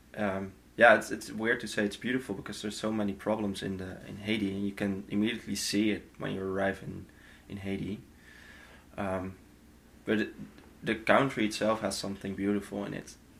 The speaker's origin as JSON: {"language": "English", "country": "Netherlands", "moved": "yes", "said": "From the Netherlands, all the way."}